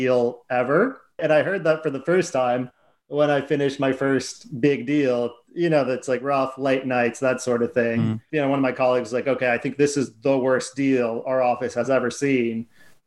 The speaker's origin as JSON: {"language": "English", "country": "United States", "moved": "as an adult", "lives_now": "London, United Kingdom", "said": "if my accent doesn't give it away, I'm from America."}